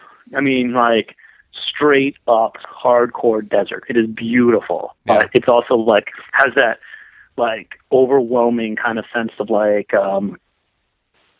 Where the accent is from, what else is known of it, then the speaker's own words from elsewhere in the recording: New England, Connecticut, United States; I grew up in Connecticut, New England